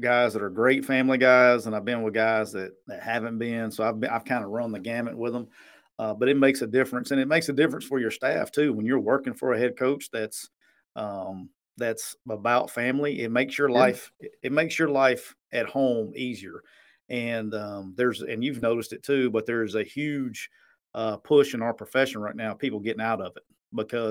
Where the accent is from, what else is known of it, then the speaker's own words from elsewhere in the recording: Anniston, Alabama, United States; I grew up, I'm from Anniston, Alabama